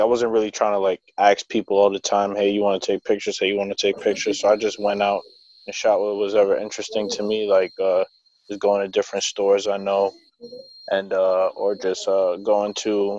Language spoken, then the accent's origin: English; New York City, New York, United States; growing up in Brooklyn